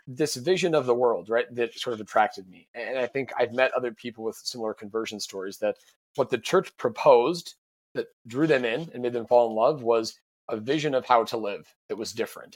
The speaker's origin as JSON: {"language": "English", "town": "Sioux Falls", "region": "South Dakota", "country": "United States", "also_born_or_lived": "St. Louis", "said": "I'm from Sioux Falls"}